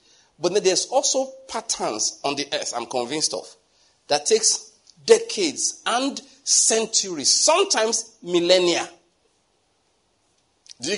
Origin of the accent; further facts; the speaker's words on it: Enugu, Enugu State, Nigeria; moved away; I came from Enugu.